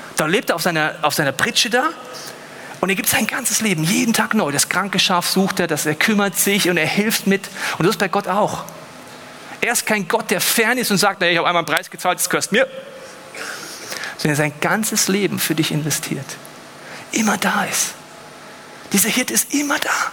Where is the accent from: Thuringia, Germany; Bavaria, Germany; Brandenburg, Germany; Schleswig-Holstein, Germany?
Bavaria, Germany; Munich; Ich bin aus München